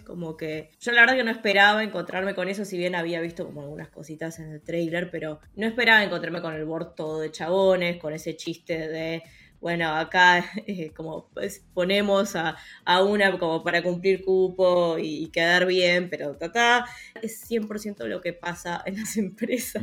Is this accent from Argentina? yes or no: yes; Argentina